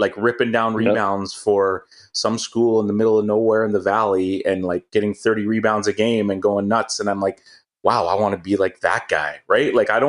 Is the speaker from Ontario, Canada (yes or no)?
no; Coquitlam, British Columbia, Canada; I grew up in Coquitlam.